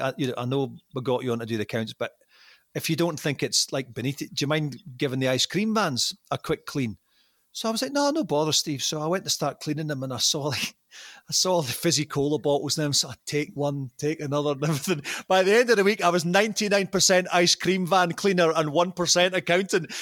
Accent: Arbroath, Scotland, United Kingdom; accent: Doric; moved away as an adult; also born or lived in Nova Scotia, Canada / Glasgow; now in Canada; my hometown

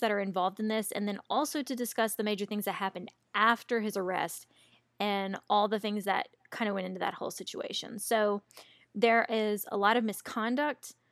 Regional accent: American South, Southern United States, United States; accent: Americanized Southern; my Americanized Southern accent

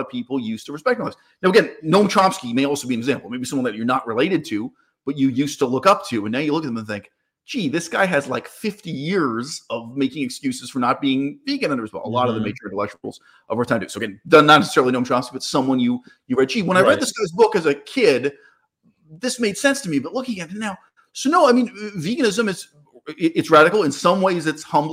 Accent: Canada; I'm from Canada

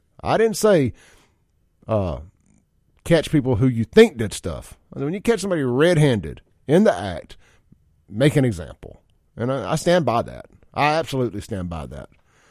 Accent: Jackson, Mississippi, United States; I'm from South Jackson.

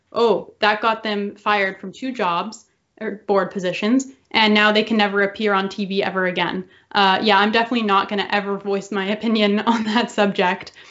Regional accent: Canada; I envy the American spirit that we do not have in Canada

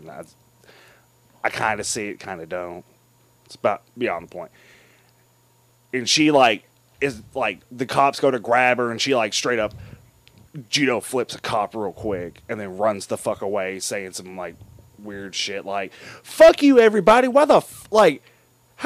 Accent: United States; as an American

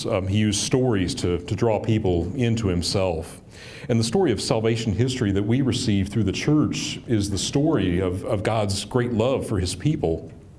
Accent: Bethlehem, Kentucky, United States; I grew up in Bethlehem, Kentucky. And just like the song says, it's a little town. For as long as I can remember, my family attended a small rural church along with my extended family on my dad's side.

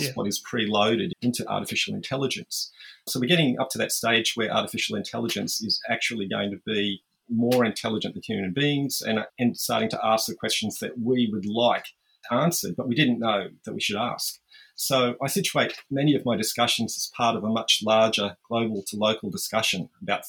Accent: Australia; I'm an Australian futurist from Engaging Futures in Brisbane

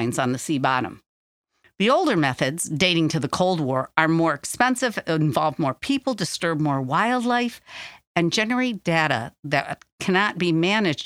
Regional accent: Michigan, United States; my home state of Michigan

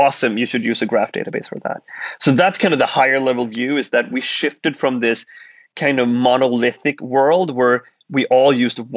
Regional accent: Sweden; moved away as an adult; we grew up in Sweden. We were Swedes

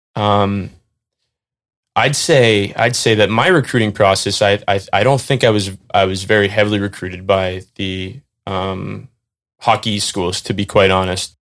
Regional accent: North Andover, Massachusetts, United States; I went over to Brooks School um, which is about a mile from my house in North Andover, Mass, where I grew up

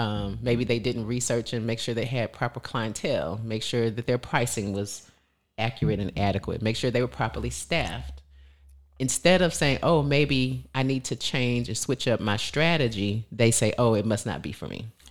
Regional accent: the South, United States; We're from the South

